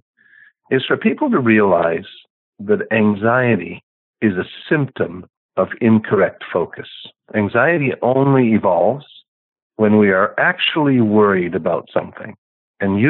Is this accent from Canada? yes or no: yes; Canada; now in United States; I'm a Canadian by birth